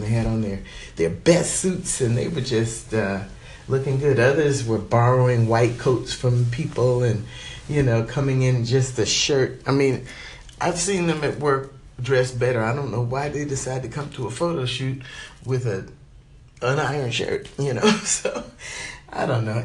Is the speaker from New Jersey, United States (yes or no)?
yes; New Jersey, United States; moved away as an adult; also born or lived in upstate New York; now in California, United States; was born and raised in New Jersey, and I went to undergrad in upstate New York